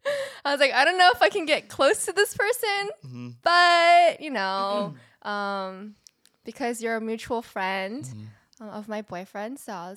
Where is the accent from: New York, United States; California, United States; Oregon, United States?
California, United States; Fullerton; So I grew up in Fullerton, California.